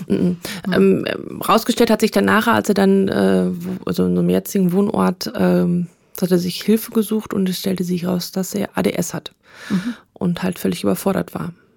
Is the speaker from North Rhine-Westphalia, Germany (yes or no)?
yes; Münsterland, North Rhine-Westphalia, Germany; ich komme aus dem Münsterland.